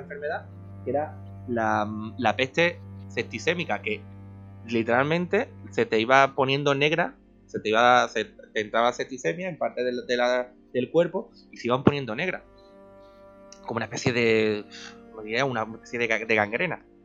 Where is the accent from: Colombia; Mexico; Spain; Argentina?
Spain; porque soy español